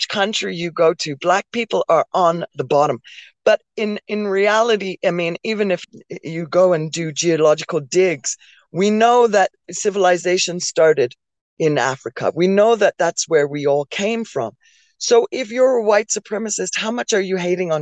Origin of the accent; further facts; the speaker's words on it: Oakville, Ontario, Canada; also born or lived in London, England; I grew up in Oakville, Ontario. I moved here from London, England in 1982. I grew up in Oakville, Ontario